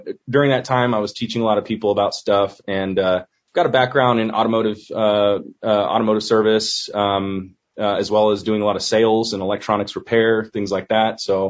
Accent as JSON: {"language": "English", "town": "Visalia", "region": "California", "country": "United States", "tie": "born or raised there", "moved": "as an adult", "said": "I was born and raised in California, born and raised in Visalia, California, agricultural community"}